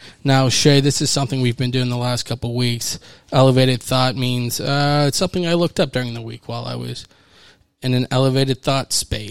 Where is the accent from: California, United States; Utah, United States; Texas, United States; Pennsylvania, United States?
Pennsylvania, United States; Wilkinsburg; where I grew up right on South Braddock Avenue, and you would turn on Penn Avenue, and there was a McDonald's right in Wilkinsburg